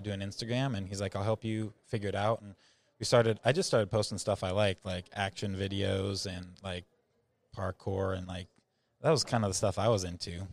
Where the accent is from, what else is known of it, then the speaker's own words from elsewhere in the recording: rural Idaho, United States; I grew up in rural Idaho, so I grew up on a small ranch